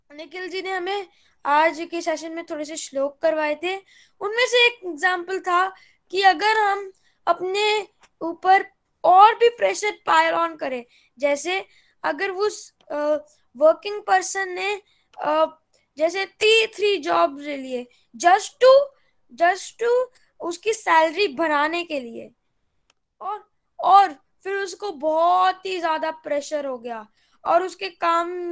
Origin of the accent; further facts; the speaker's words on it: Gurgaon, Haryana, India; मैं गुड़गांव से बिलोंग करता हूँ